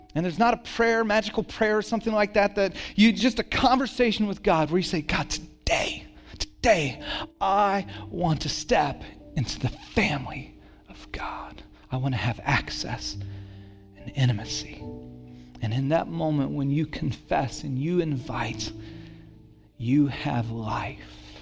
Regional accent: Santa Cruz, California, United States; also born or lived in Dallas, Texas; when I was nine, we moved from Santa Cruz to, or from Dallas to Santa Cruz

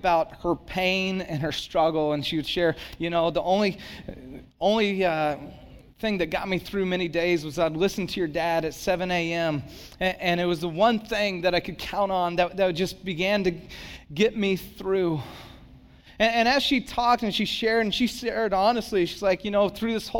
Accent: Santa Cruz, California, United States; now in San Jose, United States; I live in San Jose, pastor in San Jose, but for whatever reason, I said, but I grew up in Santa Cruz

